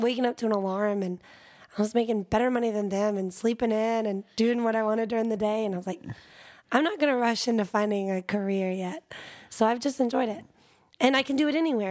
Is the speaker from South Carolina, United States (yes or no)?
yes; South Carolina, United States; moved away as an adult; now in Austin, United States; I grew up in South Carolina and I started college there